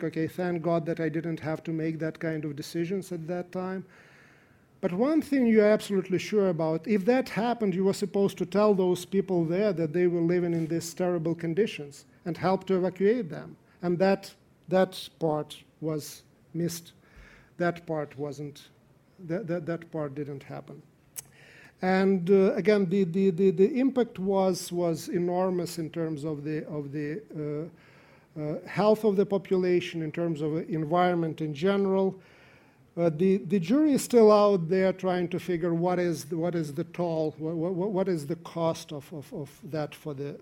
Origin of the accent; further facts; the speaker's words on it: Ukraine; I come from Ukraine myself